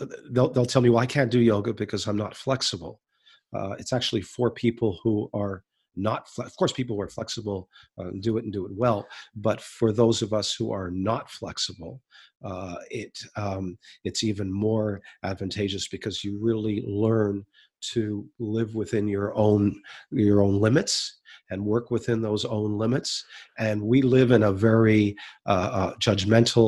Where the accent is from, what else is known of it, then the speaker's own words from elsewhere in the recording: Canada; my father is American, and we're Canadian